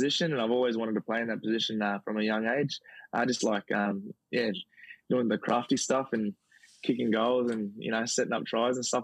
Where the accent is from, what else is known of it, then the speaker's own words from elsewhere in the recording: Wee Waa, New South Wales, Australia; moved away; my hometown and the people I grew up with there